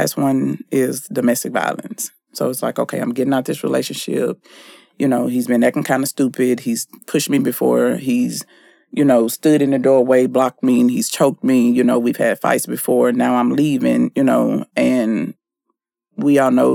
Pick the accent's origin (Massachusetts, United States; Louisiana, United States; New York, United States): Louisiana, United States; Shreveport; moved away; my hometown, Shreveport